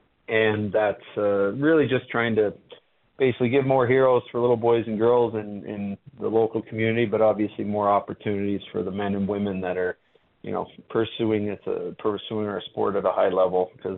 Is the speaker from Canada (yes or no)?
yes; Canada; as a Canadian kid